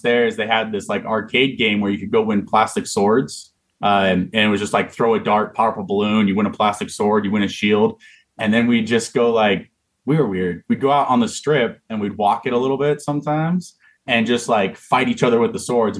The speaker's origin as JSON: {"language": "English", "town": "Las Vegas", "region": "Nevada", "country": "United States", "tie": "born or raised there", "also_born_or_lived": "Corvallis, Oregon", "moved": "as an adult", "said": "I'd lived in Vegas since I was five. I was 18 years old."}